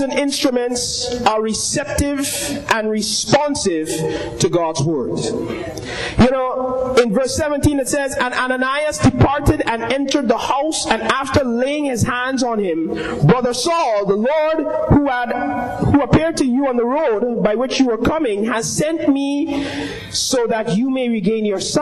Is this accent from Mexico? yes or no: no; Arima, Trinidad & Tobago; Anybody who know me know where I come from. I come from Arima